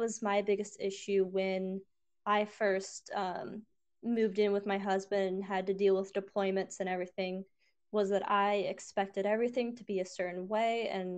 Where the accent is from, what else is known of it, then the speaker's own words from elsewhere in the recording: North Liberty, Indiana, United States; moved away as an adult; also born or lived in San Antonio, Texas / Fort Hood, Texas; I grew up in North Liberty, Indiana, and then I moved to San Antonio, Texas.